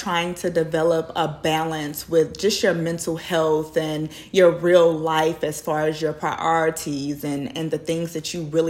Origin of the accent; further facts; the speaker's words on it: Houston, Texas, United States; I was born and raised right here in Houston, Texas.